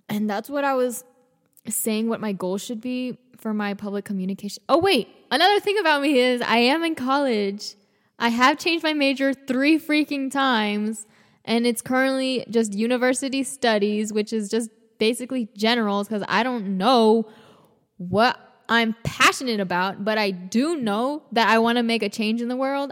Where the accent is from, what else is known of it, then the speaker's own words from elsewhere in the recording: Atlanta, Georgia, United States; I was born in Atlanta, Georgia.